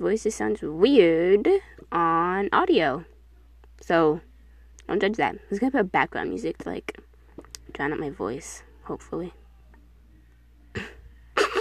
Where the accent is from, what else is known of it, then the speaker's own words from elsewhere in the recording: New York City, New York, United States; I was born in New York, Queens